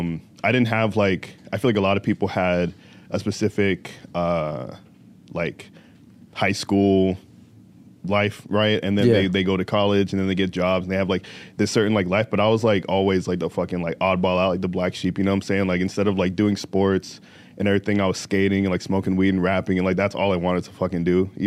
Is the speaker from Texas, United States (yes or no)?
no; Riverside, California, United States; born there; also born or lived in Virginia / Indiana; now in Chicago, United States; So, I grew up, so I was born in Riverside, California, right? And then my family moved to Virginia and then we moved to Indiana. And I've been in Chicago for about 3 years, a little over 3 years now, right?